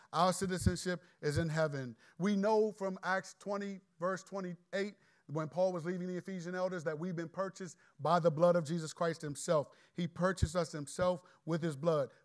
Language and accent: English; Landover, Maryland, United States; I'm from Landover and I'm godly